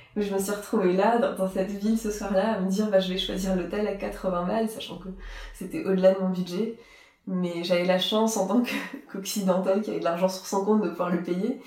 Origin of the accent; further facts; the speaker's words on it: Strasbourg, Grand Est, France; partir de Strasbourg, c'était partir un peu de mes racines, de là où j'avais grandi.